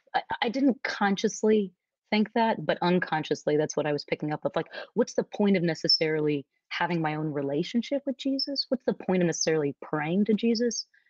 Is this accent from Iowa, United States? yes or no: no; Nashville, Tennessee, United States; moved away as an adult; also born or lived in New York City / Dallas, Texas; I am originally from Nashville, Tennessee, and I'm actually here in Nashville today at my childhood home